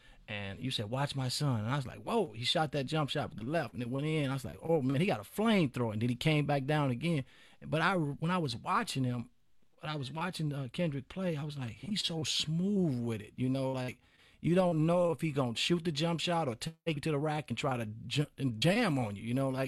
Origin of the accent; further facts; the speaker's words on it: Chicago, Illinois, United States; coming from Chicago, we all had it.